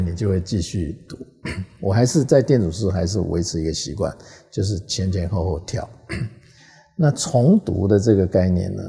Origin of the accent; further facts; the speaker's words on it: Taiwan; also born or lived in Hong Kong; 因为你的根是在台湾嘛